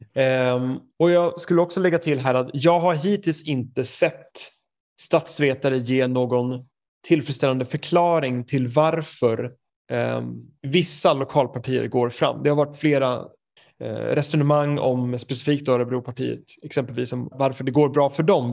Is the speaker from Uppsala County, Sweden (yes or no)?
yes; Knivsta, Uppsala County, Sweden; moved away as an adult; now in United Kingdom; jag är ju uppväxt i Knivsta